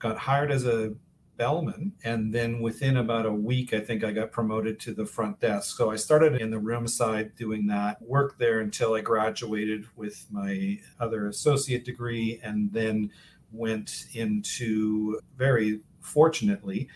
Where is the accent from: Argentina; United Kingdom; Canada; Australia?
Canada; Vancouver, British Columbia; moved away as an adult; also born or lived in Toronto / Boston / Cape Cod; now in Miami, United States; growing up in Vancouver, British Columbia.